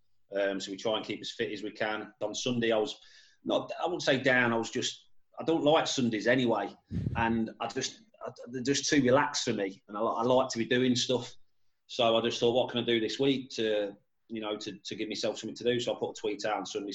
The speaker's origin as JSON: {"language": "English", "town": "Leicester", "region": "East Midlands", "country": "United Kingdom", "tie": "born or raised there", "moved": "as an adult", "lives_now": "Liverpool, United Kingdom", "said": "I was born in Leicester. Lived down in Leicester till I was 19, till I moved up to Liverpool."}